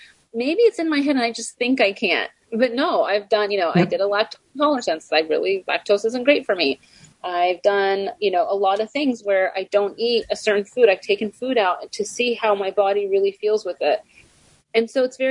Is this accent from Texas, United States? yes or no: yes; Texas, United States; moved away; I am originally I was born and raised in Texas